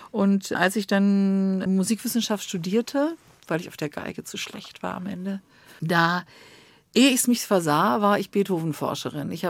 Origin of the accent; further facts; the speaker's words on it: Bonn, North Rhine-Westphalia, Germany; Ich äh, stamme aus Bonn. Ich bin in Bonn aufgewachsen.